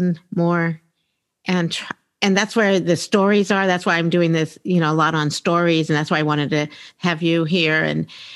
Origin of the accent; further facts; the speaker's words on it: Silver Spring, Maryland, United States; growing up in Silver Spring, Maryland